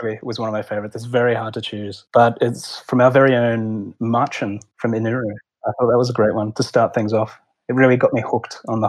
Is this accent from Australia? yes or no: yes; Australia; I'm from Australia